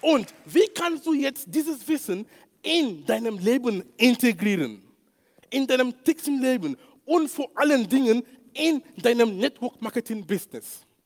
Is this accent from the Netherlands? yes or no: no; Cameroon; German is a second language; moved away; in Kamerun, wo ich herkomme